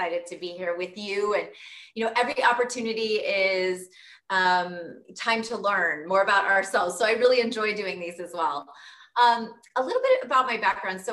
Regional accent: Southern California, United States; moved away; growing up in Southern California, going to the Air Force Academy

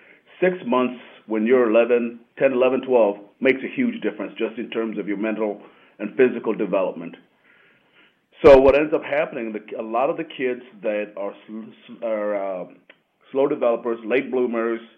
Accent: United States; also born or lived in Kenya; Growing up in the United States

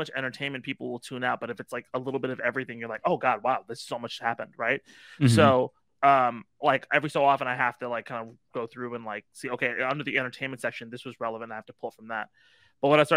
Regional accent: Irvine, California, United States; I grew up in Irvine

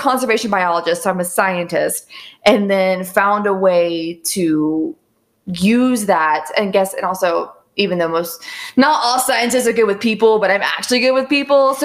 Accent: Southern Ohio, United States; I grew up in Southern Ohio and in the woods

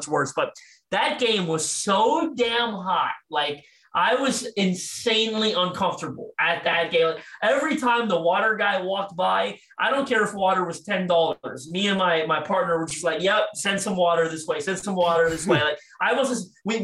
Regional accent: Toronto, Ontario, Canada; I'm from Toronto, Canada

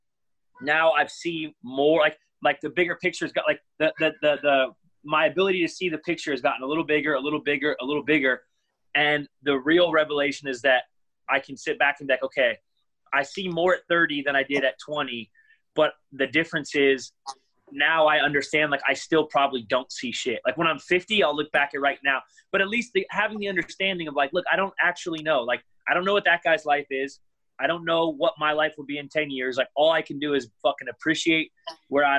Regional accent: Northern California, United States; I'm from Northern California

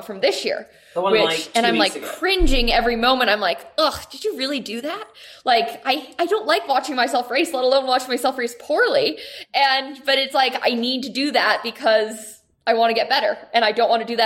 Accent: United States; I'm an American

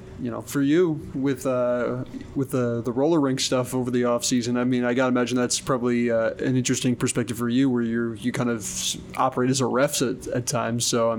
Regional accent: New York, United States; Well, I'm from New York as well.

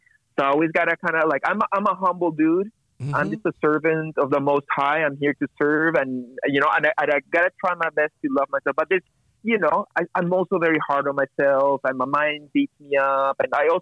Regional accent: Peru; now in Montreal, Canada; growing up in Peru, and which is a macho society in the 80s and the 90s

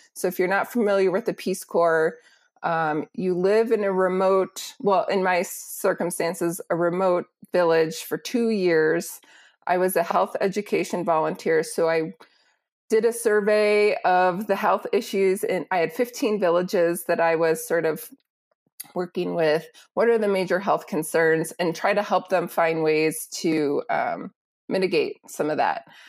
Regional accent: Wisconsin, United States; moved away as an adult; also born or lived in Illinois / Burkina Faso; I grew up in the Midwest in Wisconsin

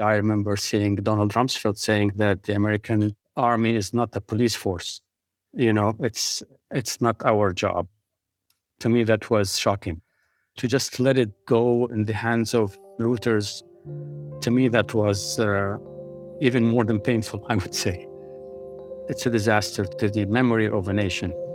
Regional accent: Iraq; I remember how devastated I was as an Iraqi

